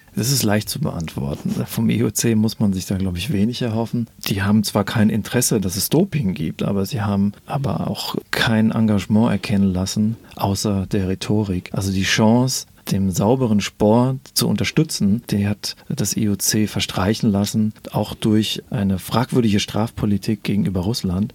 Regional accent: Germany; als Deutscher

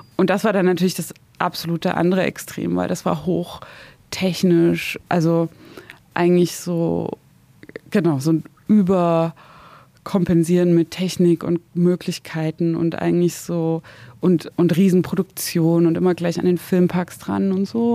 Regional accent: Zwickau, Saxony, Germany; moved away as an adult; also born or lived in Dresden; now in Berlin, Germany; ich komme ja aus dem Dorf bei Zwickau

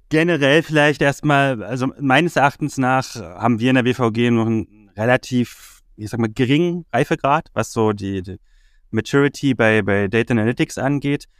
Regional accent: Berlin, Germany; Bin ursprünglich aus Berlin, habe in Berlin schon immer gelebt, bis auf ein paar Auslandserfahrungen war ich auch nie weg

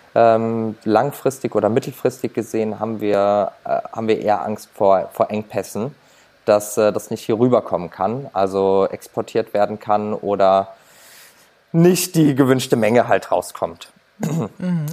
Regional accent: Germany; bei uns in Deutschland

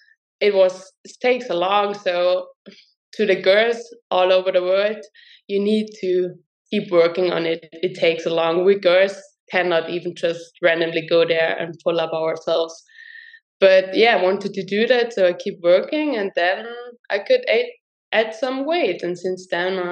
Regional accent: Tyrol, Austria; I'm from Austria, from Tirol.

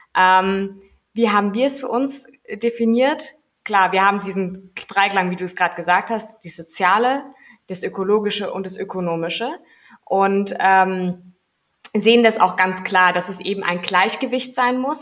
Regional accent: Heppenheim, Hesse, Germany; ich bin in, in Heppenheim groß geworden.

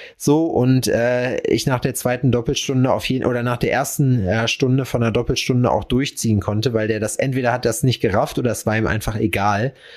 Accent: North Rhine-Westphalia, Germany; Ich bin ja Westfale

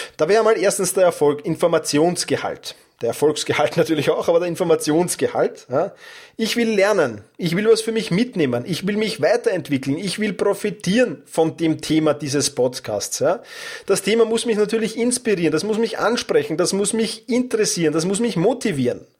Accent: Vienna, Austria; accent: Wiener Dialekt; mit meinem Wiener Dialekt

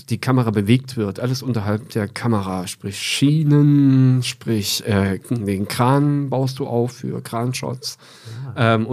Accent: Erfurt, Thuringia, Germany; Ich bin aus Erfurt und das ist äh, die Landeshauptstadt von Thüringen.

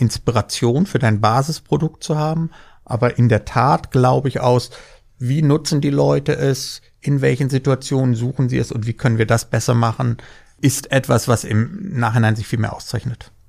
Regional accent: Germany; wir sind Deutsche

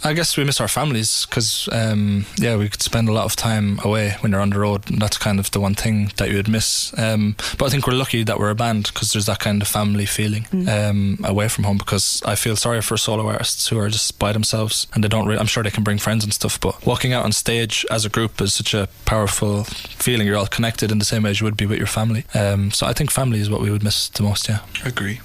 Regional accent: Ireland; we are Irish

